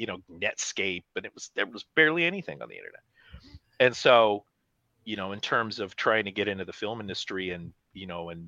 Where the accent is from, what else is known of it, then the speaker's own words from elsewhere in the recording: Pacific Northwest, United States; I grew up in the Pacific Northwest